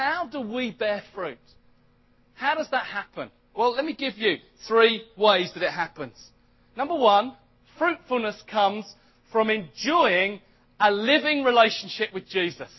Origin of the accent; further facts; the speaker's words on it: United Kingdom; I'm British. I know I'm British because I was born in Britain